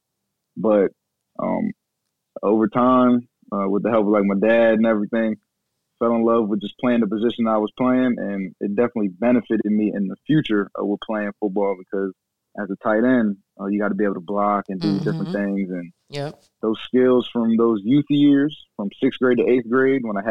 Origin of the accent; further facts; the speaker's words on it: Delaware, United States; I was from Delaware